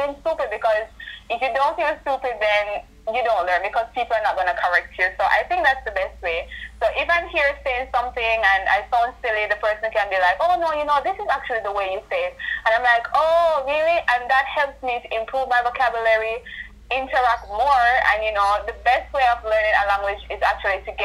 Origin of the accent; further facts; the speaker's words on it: Jamaica; I'm from Jamaica.